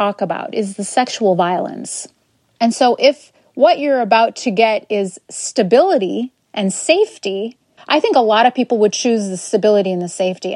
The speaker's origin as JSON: {"language": "English", "town": "Madison", "region": "Wisconsin", "country": "United States", "tie": "born or raised there", "said": "I grew up in Madison, Wisconsin."}